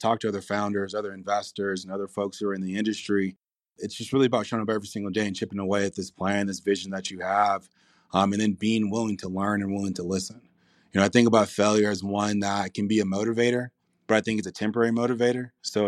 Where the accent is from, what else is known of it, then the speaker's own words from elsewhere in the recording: Compton, California, United States; You know, I grew up in Compton, California.